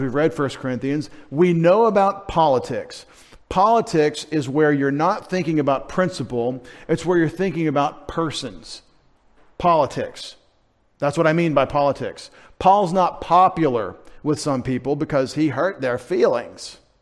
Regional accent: United States; as American Christians

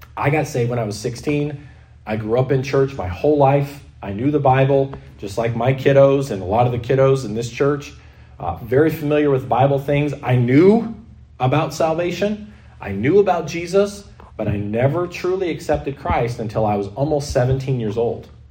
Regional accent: United States; now in Canada; I'm not a white Canadian. I'm white but I have dual citizenship. I grew up in the States most of my life

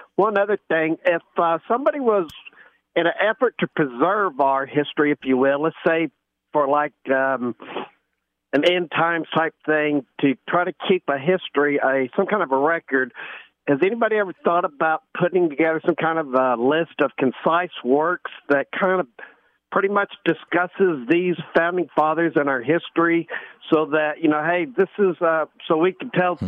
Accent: Michigan, United States; now in Osprey, United States; I'm also from Michigan

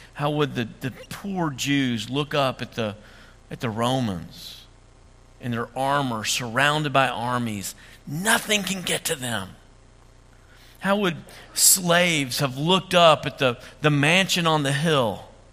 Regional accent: Dresden, United States; born or raised there; moved away

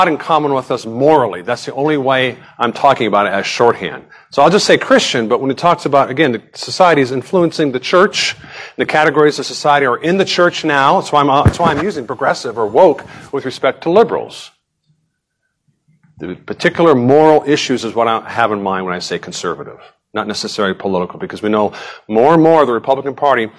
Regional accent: Nevada, United States; I grew up in Nevada

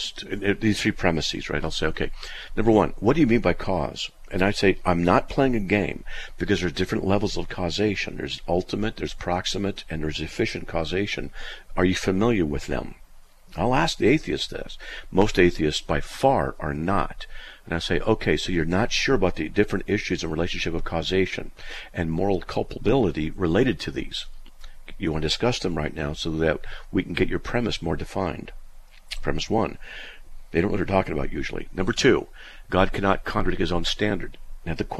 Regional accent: United States; I'm an American born in 1956

